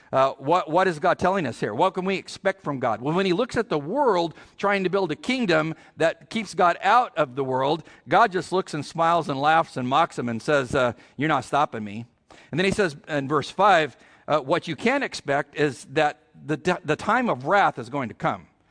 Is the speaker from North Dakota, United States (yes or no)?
no; California, United States; I'm from California